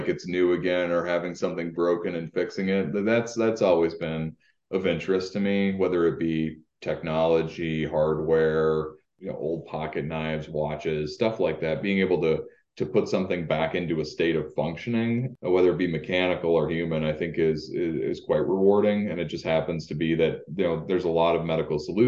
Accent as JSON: {"language": "English", "town": "Rochester", "region": "Minnesota", "country": "United States", "also_born_or_lived": "Upper Peninsula, Michigan", "moved": "as an adult", "lives_now": "Upper Great Lakes area, United States", "said": "I'm actually from Rochester, Minnesota, but I went to, as you pointed out, to undergraduate at Michigan Tech."}